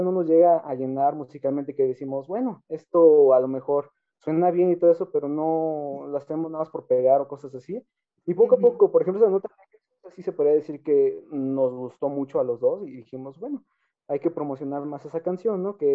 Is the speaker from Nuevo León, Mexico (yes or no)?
no; Atizapán de Zaragoza, State of Mexico, Mexico; sí somos aquí de México, del, estado. del estado de México.